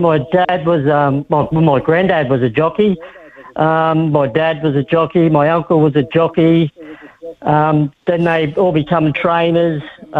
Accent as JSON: {"language": "English", "country": "Australia", "moved": "as an adult", "said": "I moved over from Australia in 2017, just before Christmas. I've been involved in racing all my life, been in horse racing with my dad over in Australia."}